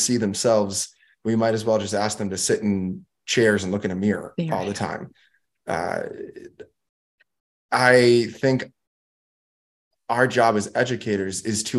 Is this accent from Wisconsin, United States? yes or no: yes; Milwaukee, Wisconsin, United States; My hometown is boring. Mm-hmm. The history of Milwaukee, to me, is boring. I know Milwaukee.